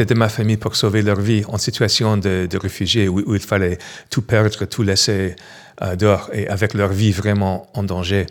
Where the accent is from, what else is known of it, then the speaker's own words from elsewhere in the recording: New York, United States; French is a second language; moved away as an adult; also born or lived in Los Angeles / San Francisco / Paris; now in Montpellier, France; je suis né à New York, je suis américain